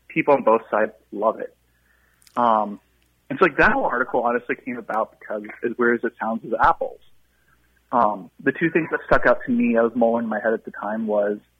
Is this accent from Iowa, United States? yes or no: yes; Cedar Rapids, Iowa, United States; I grew up in Cedar Rapids, and like all the apple orchards of my youth are just gone.